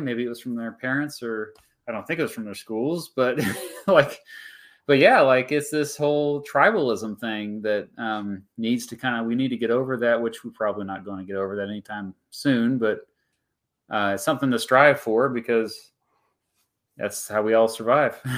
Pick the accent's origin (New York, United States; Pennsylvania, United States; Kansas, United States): Kansas, United States; my home state, but we have a pretty smart population